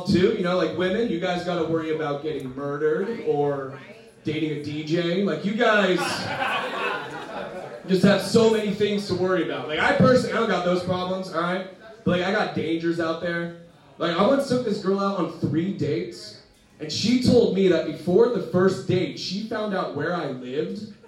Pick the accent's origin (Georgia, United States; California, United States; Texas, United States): California, United States; Antioch; I grew up in Antioch